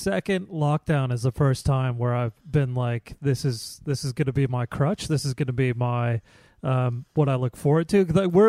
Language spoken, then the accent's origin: English; Kansas City, United States; moved away; I grew up in Kansas City where barbecue is king.